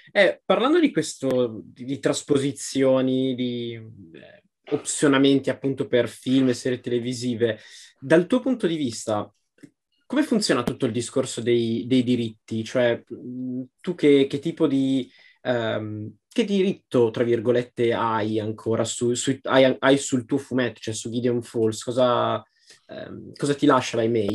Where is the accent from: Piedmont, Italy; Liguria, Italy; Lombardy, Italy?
Lombardy, Italy; Pavia countryside; mie parti, la campagna pavese